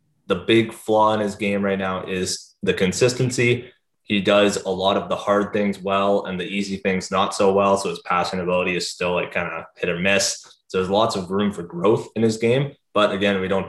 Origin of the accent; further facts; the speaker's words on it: London, Ontario, Canada; I am from the London area, so I grew up a Knights fan